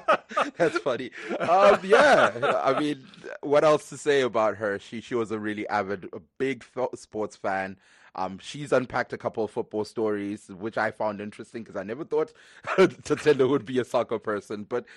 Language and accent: English; Johannesburg, Gauteng, South Africa; moved away; also born or lived in Zimbabwe; I grew up in Johannesburg, South Africa.